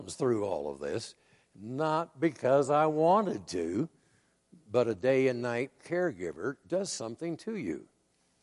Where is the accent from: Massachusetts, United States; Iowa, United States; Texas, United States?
Iowa, United States; I grew up in Iowa, which is a farm state